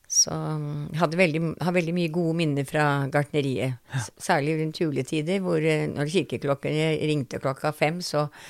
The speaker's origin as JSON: {"language": "Norwegian", "region": "Eastern Norway", "country": "Norway", "tie": "born or raised there", "also_born_or_lived": "Oslo", "said": "da ble jeg født eh, nede på Østlandet, hvor hun arbeidet"}